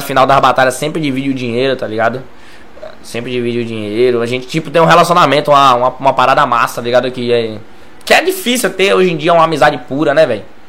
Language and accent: Portuguese; Lauro de Freitas, Bahia, Brazil; Não saí de Lauro